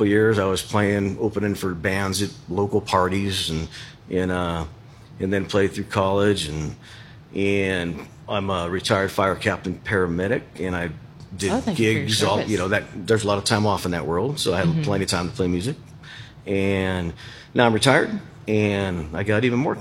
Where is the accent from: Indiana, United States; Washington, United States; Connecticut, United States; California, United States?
California, United States; Southern; also born or lived in Chico, California; I'm born and raised in Southern California.